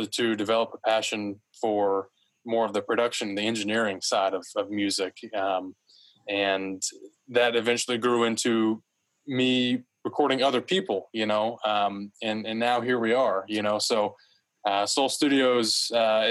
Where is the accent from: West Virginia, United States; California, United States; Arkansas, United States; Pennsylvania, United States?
Arkansas, United States; Fort Smith; I was born and raised in Fort Smith, Arkansas, where I currently reside now.